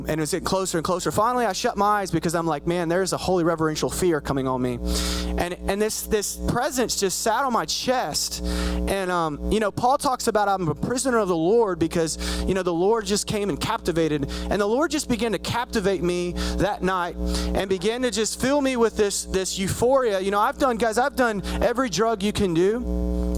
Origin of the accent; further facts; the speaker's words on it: Spiegelville, United States; moved away as an adult; now in Dallas, United States; I'm from Spiegelville